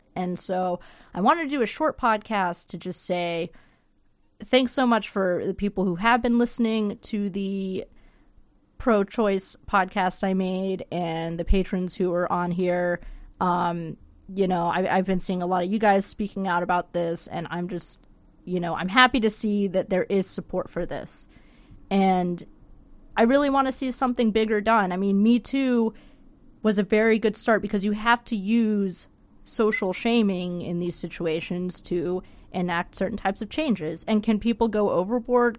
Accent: United States; moved away; I'm from there. I'm from the Panhandle

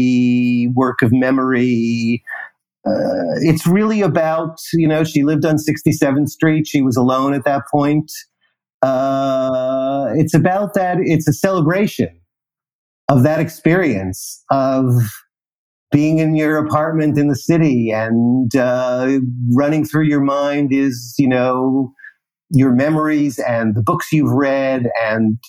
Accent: New York City, New York, United States; moved away; I'm a New Yorker

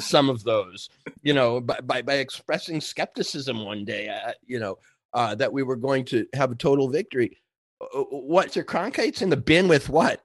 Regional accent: rural Minnesota, United States; moved away; also born or lived in New York; I grew up in Minnesota, we got the pa, uh, rural Minnesota

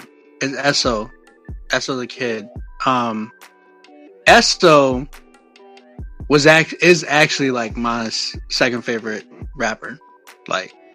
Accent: San Antonio, Texas, United States; moved away as an adult; now in Oklahoma, United States; I'm from San Antonio

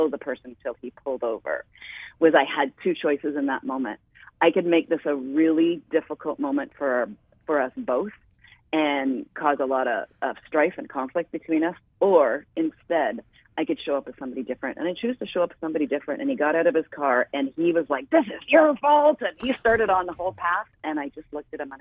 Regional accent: Canada; I am Canadian and was started in Canada

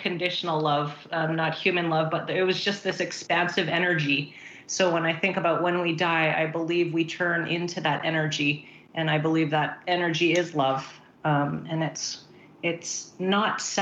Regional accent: Vancouver, British Columbia, Canada; also born or lived in Philippines; I was born in Philippines, and so I moved to Canada when I was about 7

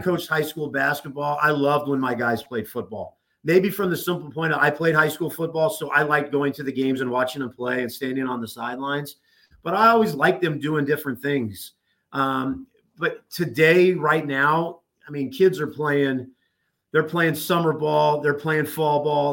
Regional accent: Southern California, United States; moved away as an adult; also born or lived in Nebraska; now in Oklahoma City, United States; growing up in Southern California, obviously, yes, Laker fan, Rams fan, Dodger fan

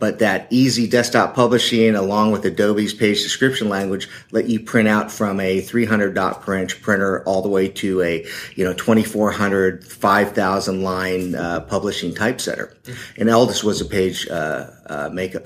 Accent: Silicon Valley, California, United States; I was born and raised in the Silicon Valley

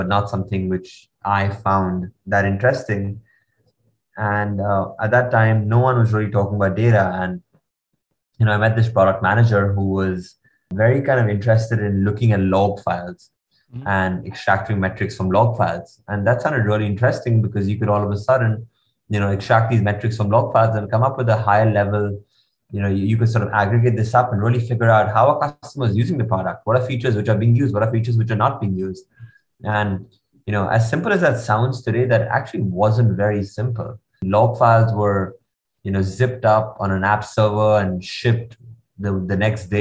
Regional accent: India; moved away as an adult; also born or lived in United States; growing up in India, I lived in a very sheltered environment

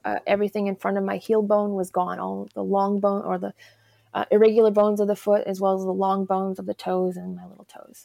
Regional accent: Alberta, Canada; also born or lived in Chicago area, Illinois, United States; now in Missoula, United States; originally, I'm actually a Canadian. I'm from Alberta, okay. so um, I went to high school in the Chicago area

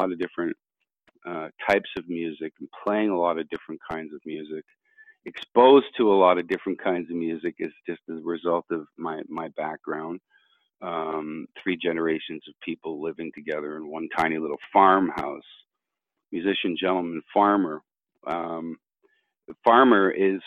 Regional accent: Canada; I am Canadian musician, gentleman farmer

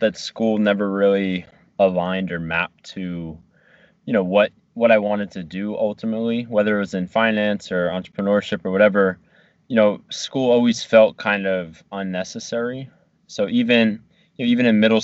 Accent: New Jersey, United States; moved away as an adult; also born or lived in Virginia; getting out of like New Jersey and my hometown and going to Virginia

